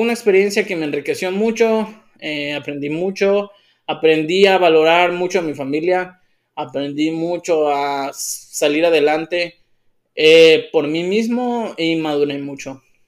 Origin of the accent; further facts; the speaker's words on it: Ecuador; moved away as an adult; also born or lived in North Carolina, United States; now in Tijuana, Mexico; soy ecuatoriano de nacimiento, orgullosamente nacido allá, crecido allá